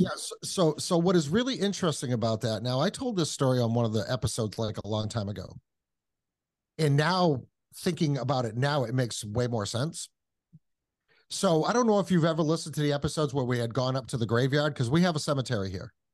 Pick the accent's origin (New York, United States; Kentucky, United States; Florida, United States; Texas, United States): Kentucky, United States; took her back to Kentucky and that's why I was born in Kentucky.